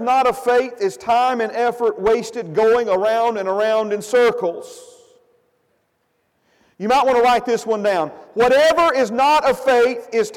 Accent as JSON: {"language": "English", "region": "Alabama", "country": "United States", "said": "I'm from Alabama and proud of it"}